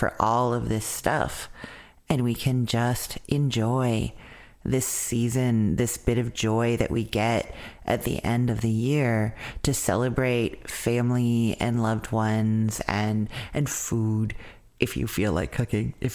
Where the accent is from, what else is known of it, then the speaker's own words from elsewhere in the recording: Winnipeg, Manitoba, Canada; moved away; Winnipeg, Manitoba, Canada, my hometown.